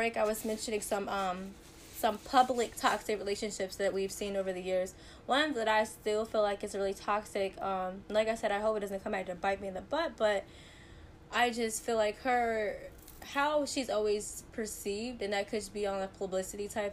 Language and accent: English; North Carolina, United States; I'm from North Carolina